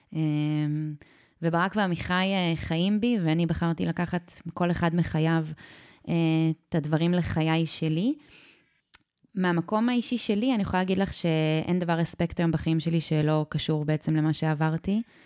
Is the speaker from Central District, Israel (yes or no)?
yes; Sde Warburg, Central District, Israel; לשדה ורבורג, אה, שם גדלתי